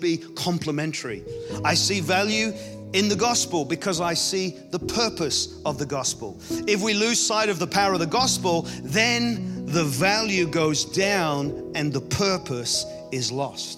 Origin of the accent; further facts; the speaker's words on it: Ireland; I grew up in Ireland